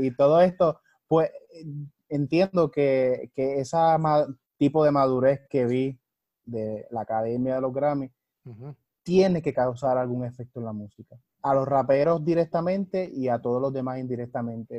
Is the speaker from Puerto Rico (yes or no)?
yes; Ponce, Puerto Rico; moved away as an adult; also born or lived in Florida; now in Arecibo, Puerto Rico; yo soy de Ponce de toda la vida, agarré mucha influencia en Florida y ahora estoy en Arecibo, Puerto Rico.